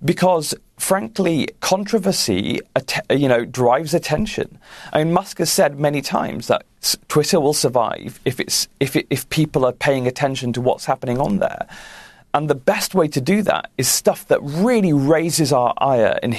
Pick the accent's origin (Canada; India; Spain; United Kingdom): United Kingdom; clearly I'm British